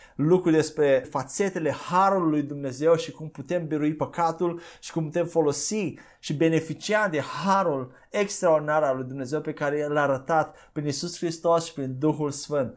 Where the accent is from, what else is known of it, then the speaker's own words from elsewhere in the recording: Romania; noi ca și români